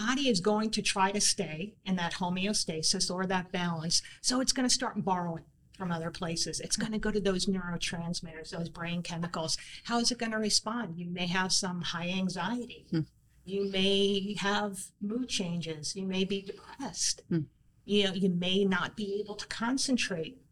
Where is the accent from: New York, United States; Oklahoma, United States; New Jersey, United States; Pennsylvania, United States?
New York, United States; growing up in New York